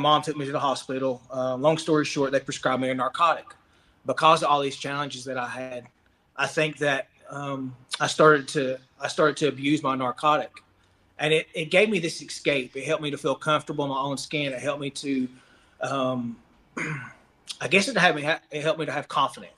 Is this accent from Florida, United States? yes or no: no; Cherokee, North Carolina, United States; I grew up here in Cherokee, North Carolina, on the Kallup boundary, which is very similar to an Indian reservation.